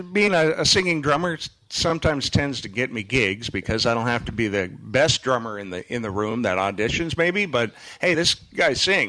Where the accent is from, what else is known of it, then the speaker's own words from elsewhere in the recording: Fargo, North Dakota, United States; now in Holland, United States; we're from North Dakota. We're from Fargo originally.